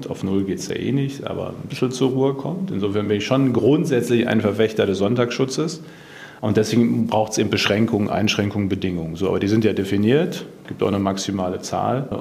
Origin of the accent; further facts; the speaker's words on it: Bad Bentheim, Lower Saxony, Germany; aber ich komme ja direkt aus der Grenzregion, Bad Bentheim, Emsland.